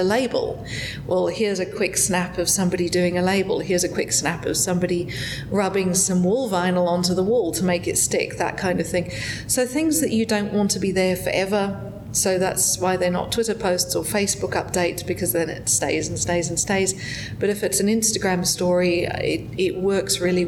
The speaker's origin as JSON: {"language": "English", "town": "Melbourne", "region": "Victoria", "country": "Australia", "moved": "as an adult", "lives_now": "Las Vegas, United States", "said": "I come from Melbourne"}